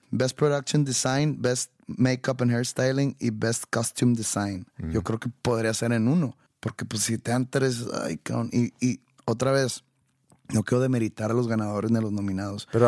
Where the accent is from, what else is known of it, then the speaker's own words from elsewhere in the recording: Mexico; Porque soy mexicano